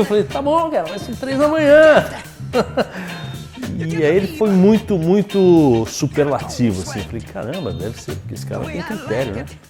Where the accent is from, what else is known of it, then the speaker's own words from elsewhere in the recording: Brazil; eu sou brasileiro